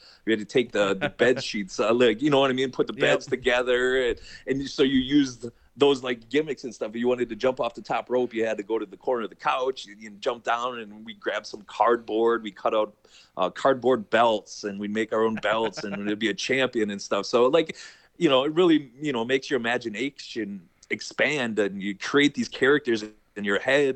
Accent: Midwest, United States; growing up in the Midwest

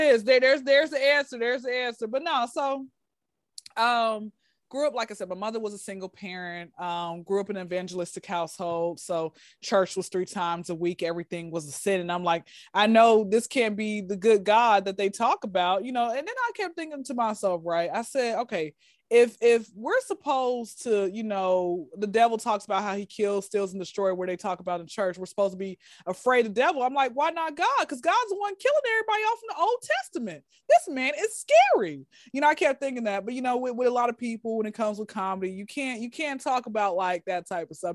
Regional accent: Atlanta, Georgia, United States; born and raised in Atlanta

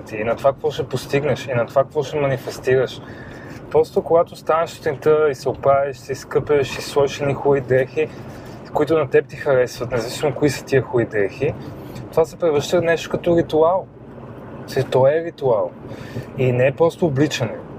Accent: Sofia, Sofia City, Bulgaria; аз съм израснал на Пиротска, там има много втори потеви

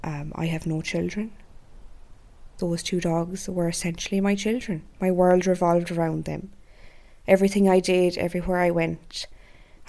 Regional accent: Ireland; my home country of Ireland

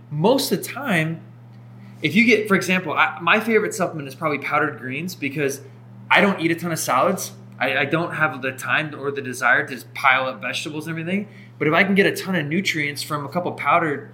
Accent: Idaho, United States; I'm from Idaho

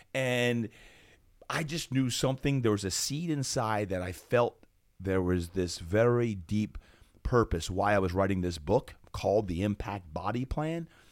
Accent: Brick Township, New Jersey, United States; moved away; also born or lived in Berlin, Germany; Brick Township, New Jersey

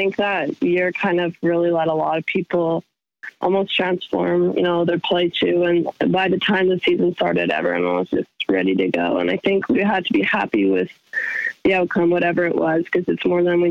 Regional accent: Grey, Saskatchewan, Canada; it's about like 20 to 25 minutes southeast of Regina. It's like 120 people. Pretty small.

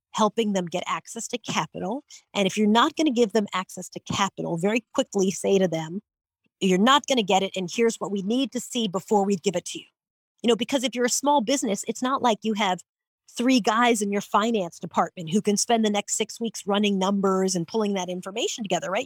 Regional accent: St. James, New York, United States; I grew up in St. James, Long Island, New York

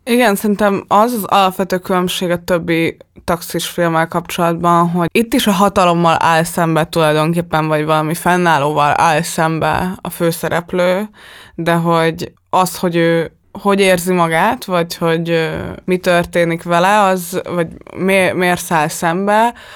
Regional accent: Hungary

